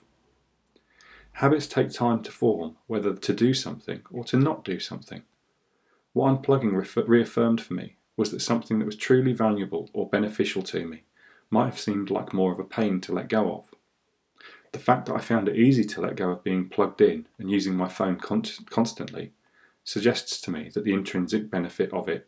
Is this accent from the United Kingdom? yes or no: yes; United Kingdom; I am British